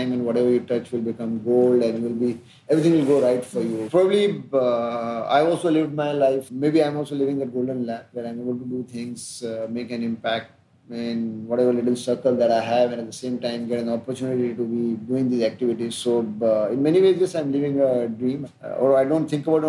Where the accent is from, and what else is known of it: Ujjain, Madhya Pradesh, India; born or raised there